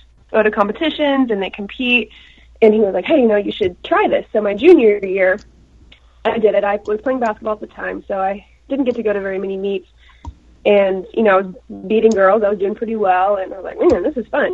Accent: Topeka, Kansas, United States; I grew up in Topeka. I went to Shawnee Heights. Now I'm back in Topeka

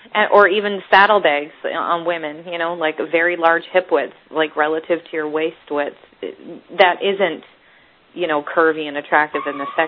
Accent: Northern British Columbia, Canada; moved away as an adult; now in United States

